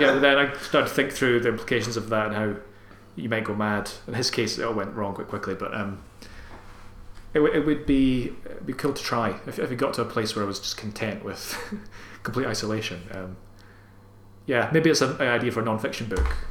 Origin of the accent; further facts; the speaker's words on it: Armadale, Scotland, United Kingdom; I'm from Armadale, which is a couple of towns down from Airdrie